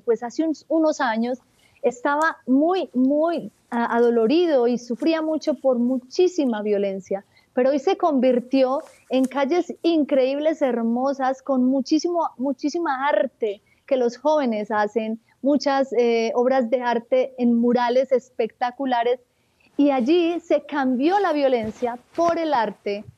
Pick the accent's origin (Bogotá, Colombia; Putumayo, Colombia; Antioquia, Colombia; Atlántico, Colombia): Antioquia, Colombia; Marinilla; en el oriente antioqueño, en un pueblo llamado Marinilla. Eh, soy la quinta de 10 hijos. Nací en un hogar católico donde me inculcaron un profundo amor por la Eucaristía y por la Madre de Dios, por el Santo Rosario. Mm. Allí crecí